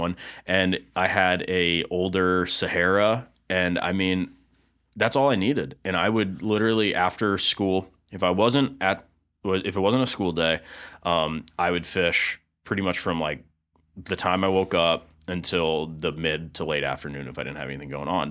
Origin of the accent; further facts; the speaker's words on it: East Lake, Florida, United States; I grew up in East Lake, more, a little more specifically in Woodfield, which is, um, right next to Eastlake High School and Brooker Creek